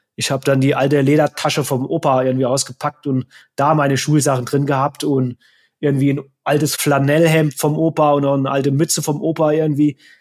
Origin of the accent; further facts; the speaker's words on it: Saarland, Germany; also born or lived in Neunkirchen, Germany / Frankfurt, Germany / Offenbach, Germany; now in Inzell, Germany; ich komme eigentlich ursprünglich aus dem Saarland, habe länger in Hessen in Frankfurt gewohnt und Offenbach